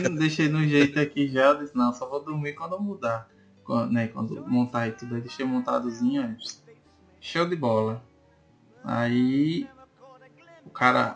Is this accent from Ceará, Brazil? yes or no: no; Sergipe, Brazil; moved away as an adult; also born or lived in Pernambuco; eu saí de Sergipe para morar em Pernambuco.